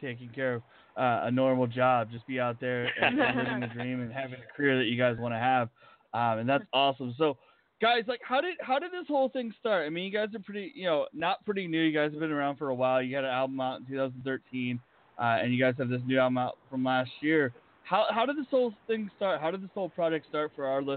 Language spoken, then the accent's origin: English; Pennsylvania, United States; now in Las Vegas, United States; I'm not originally from Vegas. I'm from Pennsylvania